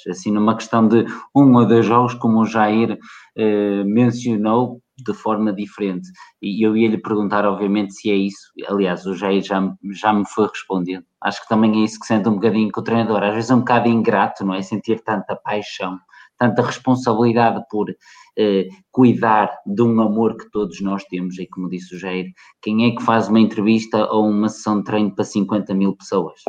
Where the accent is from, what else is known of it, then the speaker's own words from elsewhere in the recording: Portugal; portugueses como eu